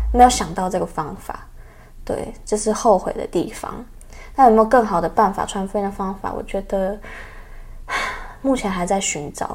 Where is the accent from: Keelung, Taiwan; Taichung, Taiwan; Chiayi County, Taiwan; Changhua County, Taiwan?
Changhua County, Taiwan; moved away; 我是彰化人嘛， 那我回彰化的话，会有爸爸妈妈、哥哥、阿公、阿嬷，然后姐姐是住在离家不远的地方，也蛮近的